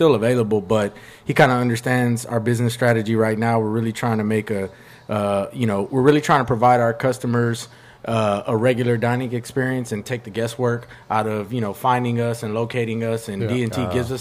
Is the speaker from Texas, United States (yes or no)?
yes; Houston, Texas, United States; born or raised there